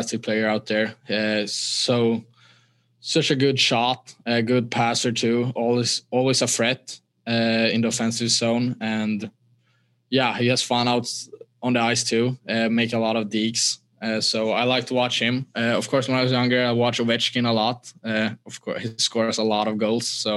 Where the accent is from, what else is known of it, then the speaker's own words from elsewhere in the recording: Stockholm, Stockholm County, Sweden; English is a second language; moved away as an adult; Stockholm has always been my home